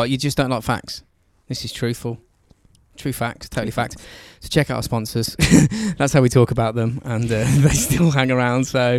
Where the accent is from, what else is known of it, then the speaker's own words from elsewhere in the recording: England, United Kingdom; We're English